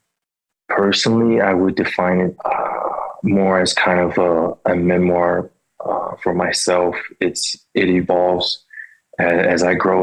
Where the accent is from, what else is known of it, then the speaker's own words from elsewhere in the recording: Philadelphia, Pennsylvania, United States; I grew up in Philadelphia in the early 90s